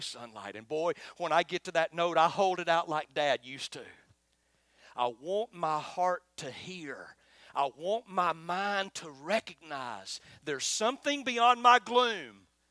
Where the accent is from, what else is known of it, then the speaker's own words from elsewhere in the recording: Florence, Alabama, United States; accent: twangy; I'm from Florence, Alabama, just as twangy as Arab.